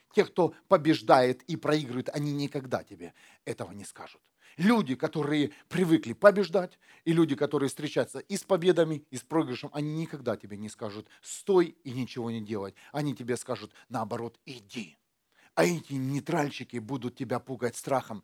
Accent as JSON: {"language": "Russian", "country": "Ukraine", "tie": "born or raised there", "moved": "yes", "lives_now": "Germany"}